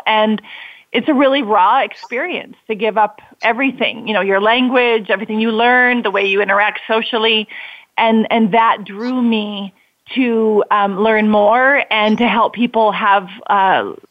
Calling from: South Africa; Right now I'm calling in from South Africa

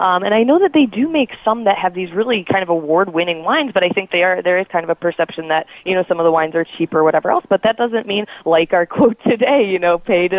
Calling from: Chicago, Illinois, United States; I'm calling in from Chicago, Illinois.

